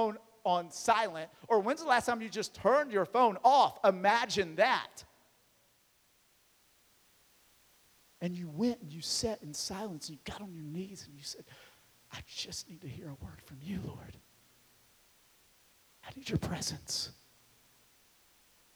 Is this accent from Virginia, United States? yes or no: yes; Marion, Virginia, United States; my hometown of Marion, Virginia